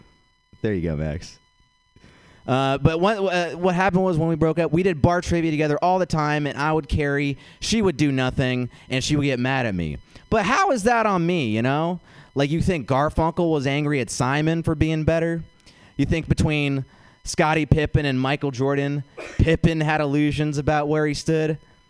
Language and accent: English; India; I'm Indian. I feel like I could just figure it out, you know?